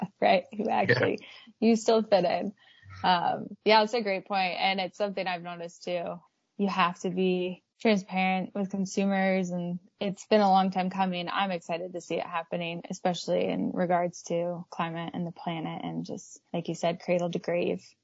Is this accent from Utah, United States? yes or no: yes; Park City, Utah, United States; I grew up in Park City